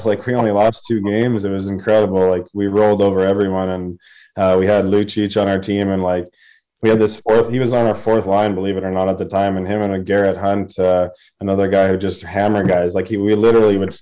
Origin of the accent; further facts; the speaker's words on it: Vancouver, British Columbia, Canada; also born or lived in Edmonton, Alberta; My parents are from Ontario, actually, but they moved to Edmonton, and that's where I was born. But I grew up mostly in Vancouver.